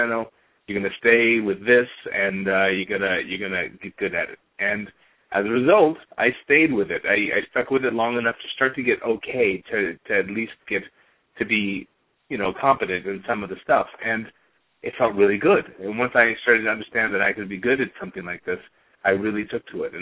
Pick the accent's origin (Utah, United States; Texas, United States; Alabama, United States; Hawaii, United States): Hawaii, United States; also born or lived in Indiana; I was born in Indiana, but I grew up in Hawaii